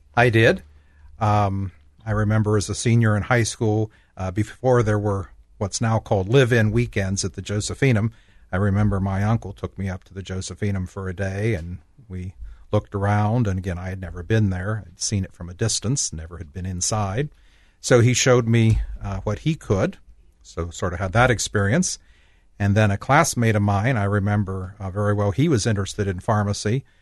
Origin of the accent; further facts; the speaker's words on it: Logan, Ohio, United States; now in Columbus, United States; I grew up in Logan, Ohio, southeastern Ohio.